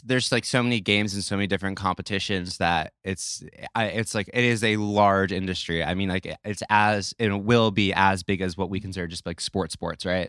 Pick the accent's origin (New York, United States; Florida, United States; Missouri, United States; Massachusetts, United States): New York, United States; I grew up in New York